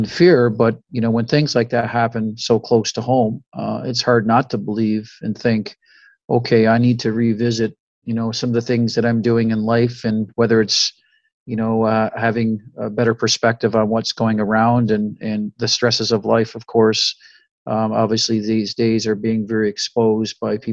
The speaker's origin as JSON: {"language": "English", "country": "Canada", "moved": "yes", "lives_now": "Oxford, United States", "said": "I'm Canadian"}